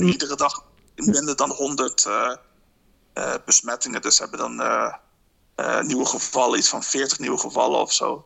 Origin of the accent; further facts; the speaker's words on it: Netherlands; moved away as an adult; now in Dublin, Ireland; mijn eigen situatie als Nederlander in het buitenland